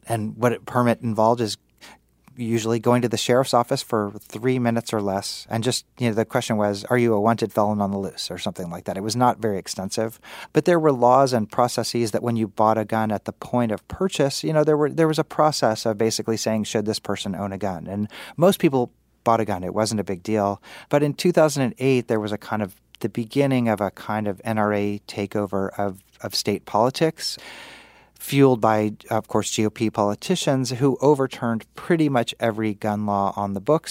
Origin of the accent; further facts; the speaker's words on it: Kansas City, United States; I'm from Kansas City